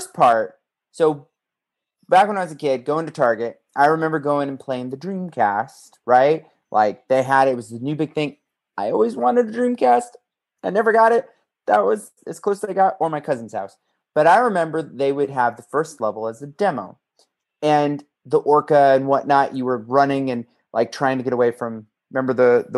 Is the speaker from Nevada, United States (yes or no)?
yes; Las Vegas, Nevada, United States; I was born and raised in Vegas area